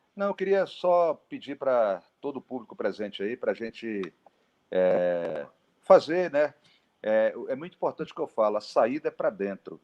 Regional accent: Brazil; como brasileiro

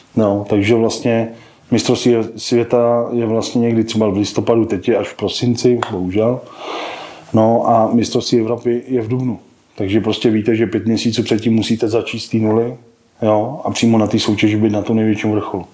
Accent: Czechia; u nás v Čechách

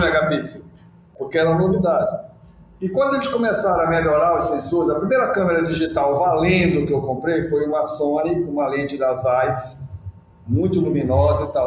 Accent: Belém, Pará, Brazil; a Amazônia, para mim, foi o lugar onde nasceu meu pai, minha avó, onde eu nasci, onde nasceram meus filhos. É o meu lugar.

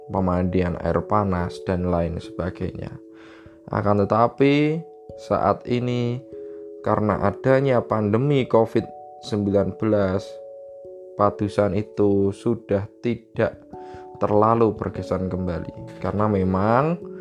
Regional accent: Java, Indonesia; Kita orang Jawa

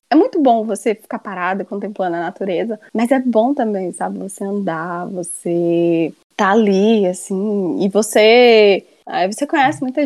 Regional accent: Ceará, Brazil; Eu me mudei do Ceará, vim morar aqui numa cidade turística

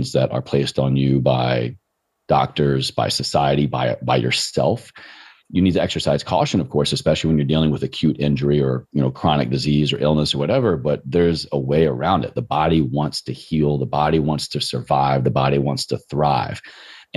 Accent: Roanoke, Virginia, United States; moved away as an adult; also born or lived in Richmond, Virginia; growing up in Roanoke, Virginia, I just never knew what it meant to not move

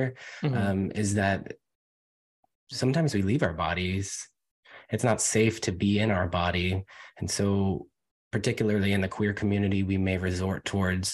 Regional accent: United States; also born or lived in Virginia / North Carolina / New York City / Los Angeles; now in Portland, United States; I'm from Virginia and North Carolina originally

